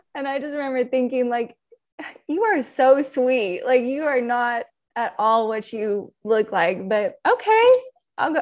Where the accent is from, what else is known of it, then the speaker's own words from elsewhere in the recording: Albuquerque, New Mexico, United States; moved away as an adult; also born or lived in Texas; now in San Marcos, United States; I grew up in New Mexico, actually.